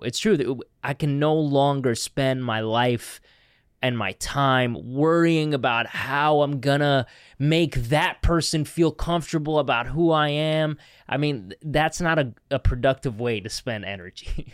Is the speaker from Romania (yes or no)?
no; Canada; as a Canadian